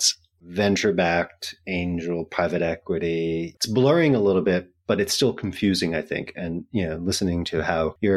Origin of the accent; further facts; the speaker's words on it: New York City, New York, United States; I'm a New Yorker